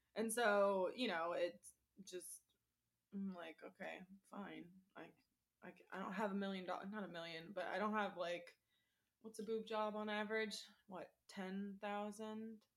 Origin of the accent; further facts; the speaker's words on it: Florida, United States; I'm born and raised in Florida